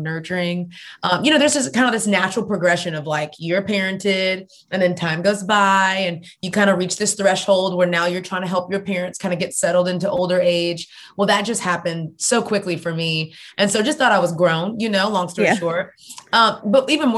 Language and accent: English; Houston, Texas, United States; moved away as an adult; now in Atlanta, United States; I'm originally from Houston, Texas